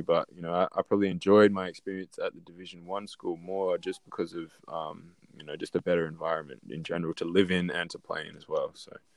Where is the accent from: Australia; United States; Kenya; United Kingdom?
Australia; Adelaide, South Australia; I grew up in Adelaide, um, born and born and raised in Adelaide